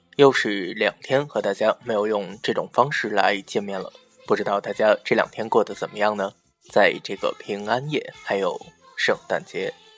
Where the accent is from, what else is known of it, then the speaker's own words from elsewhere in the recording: China; 我们中国人